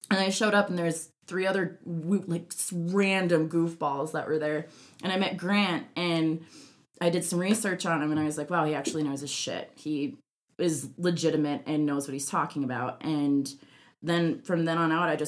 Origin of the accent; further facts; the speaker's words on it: Minnesota, United States; now in Denver, United States; I grew up in Minnesota